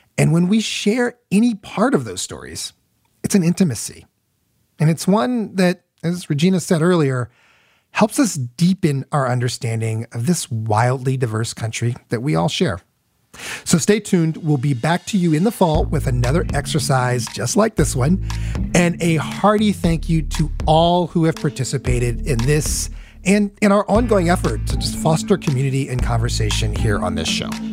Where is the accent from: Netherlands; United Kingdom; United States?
United States; Midwest; I grew up in the Midwest